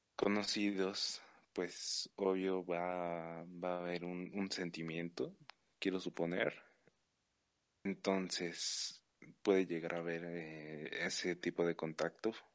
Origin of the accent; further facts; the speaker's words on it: Mexico; como mexicano